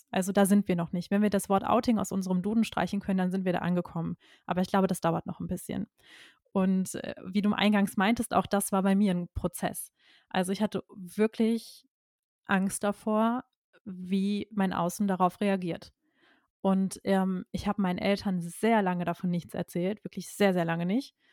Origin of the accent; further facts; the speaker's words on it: North Rhine-Westphalia, Germany; und ich komme aus dem Kreis Köln